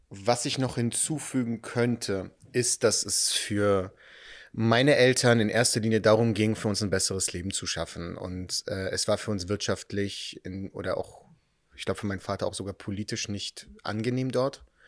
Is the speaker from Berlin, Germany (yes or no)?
yes; Berlin, Germany; also born or lived in Israel; Ich bin in Berlin-Spandau aufgewachsen